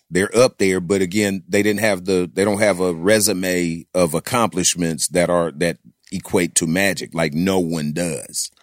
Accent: Houston, Texas, United States; also born or lived in Atlanta, Georgia; I'm from Houston

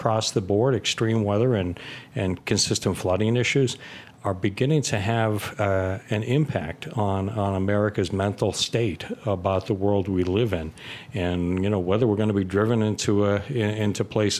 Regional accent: Massachusetts, United States; I'm from Massachusetts, and it's pretty big

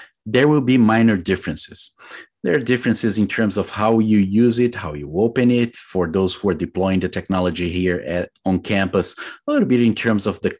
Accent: Brazil; moved away as an adult; also born or lived in United Kingdom; now in United States; I am originally from Brazil

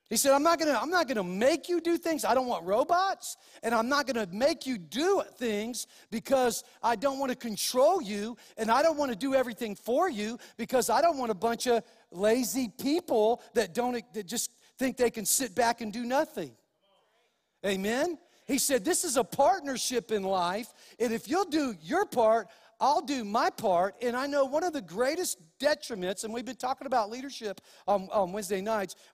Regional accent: New Mexico, United States; also born or lived in California; And so, even though I was born in Cali, I, I claim New Mexico as my home. And so, because this is where I've lived most of my life

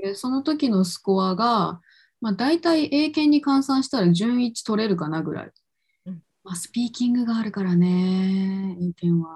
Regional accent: Kochi, Japan; moved away as an adult; also born or lived in Vancouver, Canada; now in Tokyo, Japan; 実家地元が高知県だけど地元帰ってから東京に出てきた

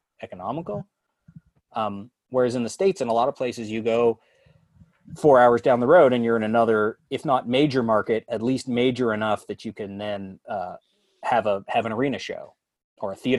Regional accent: Winnipeg, Manitoba, Canada; moved away; I grew up in Winnipeg

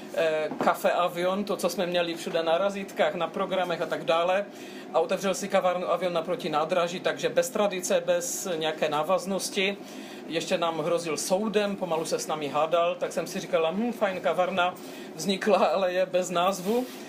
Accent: Český Těšín, Moravian-Silesian Region, Czechia; first language Polish; Czech is a second language; also born or lived in Brno; now in Czech Republic; Já jsem se narodila ve městě, které je, bylo rozděleno a stále

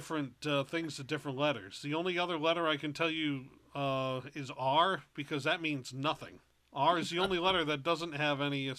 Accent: Rhode Island, United States; Growing up in Rhode Island and going to a private school

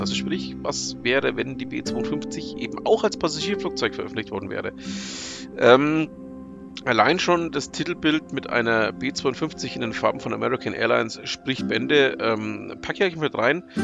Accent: near Nuremberg, Bavaria, Germany; ich komme ja ähm, aus der Nähe von Nürnberg

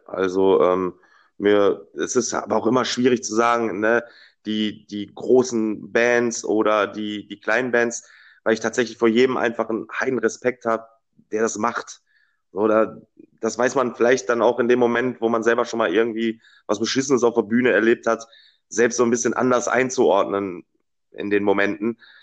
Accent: Dortmund, North Rhine-Westphalia, Germany; ich äh, bin gebürtiger Dortmunder

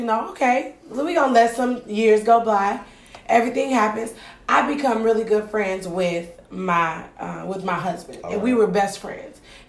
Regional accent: Ann Arbor, Michigan, United States; I'm from Ann Arbor.

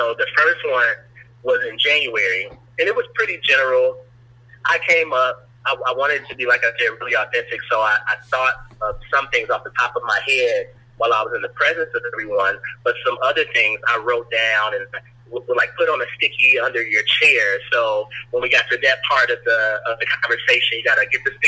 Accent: Chicago, Illinois, United States; born and raised in Chicago, African-American

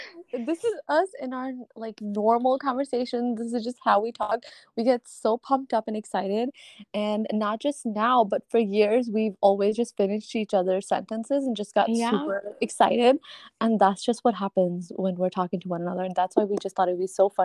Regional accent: New York City, New York, United States; moved away as an adult; We grew up together on Staten Island, but now live on opposite sides of the country

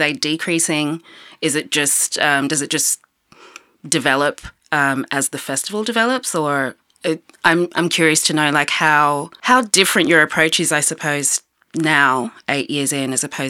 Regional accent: Sydney, New South Wales, Australia; places that I'm from Sydney, where the relationship is really pretty adversarial at times.

